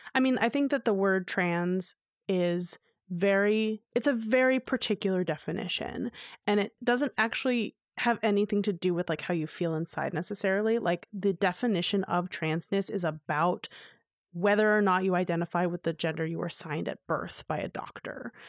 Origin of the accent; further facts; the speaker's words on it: New York City, New York, United States; I grew up in New York City